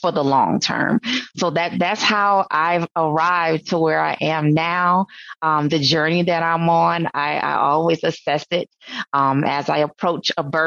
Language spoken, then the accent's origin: English; Sumter, South Carolina, United States; I'm from Sumter, South Carolina, South Kakalaki. So grew up on a farm.